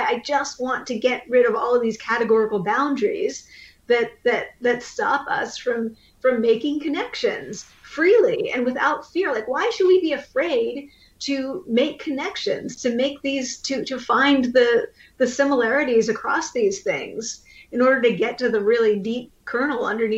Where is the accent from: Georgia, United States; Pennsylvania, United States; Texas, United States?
Pennsylvania, United States; I grew up in Amish country. I'm not Amish. I'm Pennsylvania Dutch